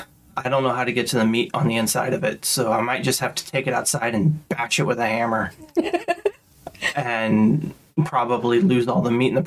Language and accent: English; Midwest, United States; born or raised there